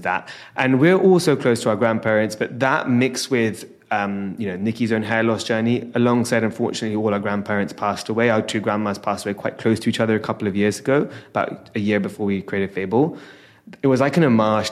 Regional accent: London, United Kingdom; born and raised in London

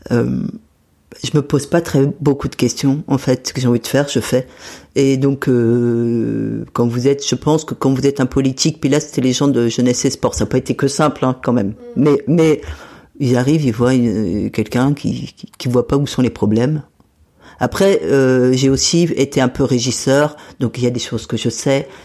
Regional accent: Metz, Grand Est, France; Et donc quand moi je suis partie de Metz euh, dans les années 80, cette piscine existait.

